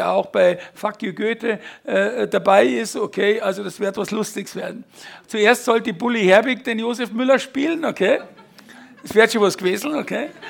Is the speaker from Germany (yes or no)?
yes; Fürstenfeldbruck, Bavaria, Germany; bin 55 äh, aufgewachsen, also geboren in Fürstenfeldbruck.